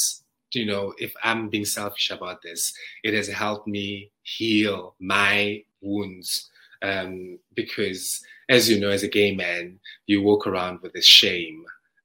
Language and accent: English; South Africa; moved away; That outfit represents my hometown, you know, the rural areas of South Africa, and a Zulu boy becoming of age. So that is that's how we dress back home